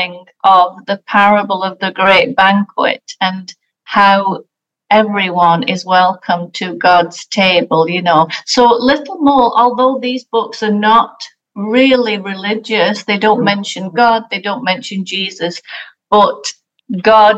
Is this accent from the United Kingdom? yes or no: yes; England, United Kingdom; moved away; I'm from England, and so we don't celebrate Thanksgiving in England